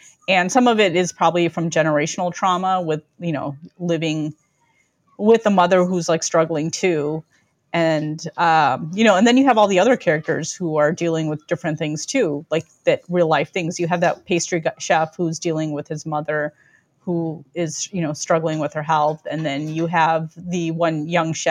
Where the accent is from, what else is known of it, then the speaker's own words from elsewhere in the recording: Chicago, Illinois, United States; I was born in Chicago, raised in the northern suburbs